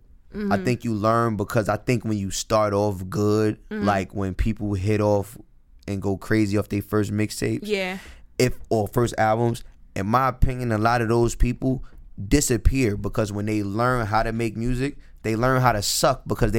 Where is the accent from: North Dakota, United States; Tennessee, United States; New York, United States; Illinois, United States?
New York, United States; New York City; I'm going to walk you down the block, and this is a long New York City block. I'm from New York City